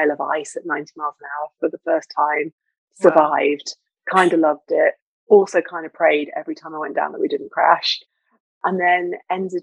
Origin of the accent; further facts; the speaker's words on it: Lincoln, East Midlands, United Kingdom; as a little girl, I grew up in Lincoln, which is a farming town in the north of England